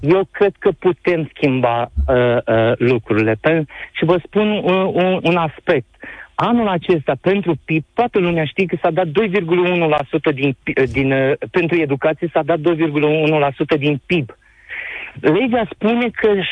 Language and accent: Romanian; Onești, Bacău County, Romania; sunt din Onești, Bacău